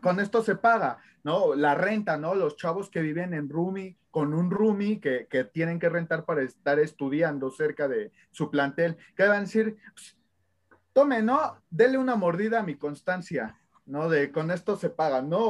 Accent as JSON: {"language": "Spanish", "country": "Mexico", "said": "como mexicanos"}